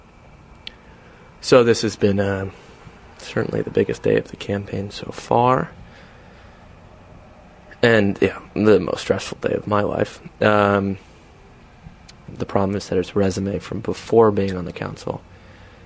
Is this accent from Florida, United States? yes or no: no; Washington, District of Columbia, United States; I grew up in Georgetown